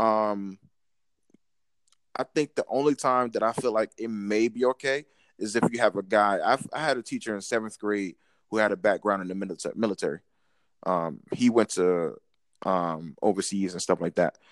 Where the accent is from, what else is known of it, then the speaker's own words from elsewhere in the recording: Newark, New Jersey, United States; I'm born and raised in New Jersey